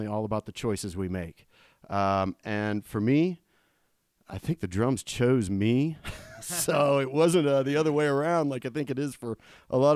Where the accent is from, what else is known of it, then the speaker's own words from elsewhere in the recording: Columbus, Ohio, United States; I grew up in Columbus, Ohio